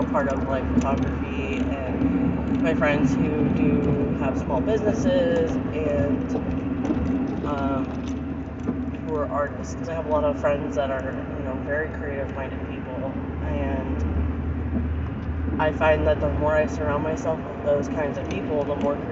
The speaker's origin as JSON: {"language": "English", "region": "Florida", "country": "United States", "tie": "born or raised there", "moved": "as an adult", "lives_now": "Mississippi, United States", "said": "I've lived in Florida my whole entire existence up until 8 years ago when I moved up to Mississippi"}